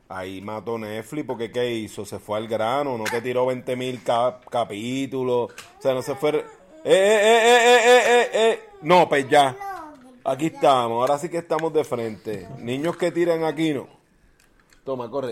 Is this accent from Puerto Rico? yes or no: yes; Puerto Rico; los boricuas somos, somos un bufeo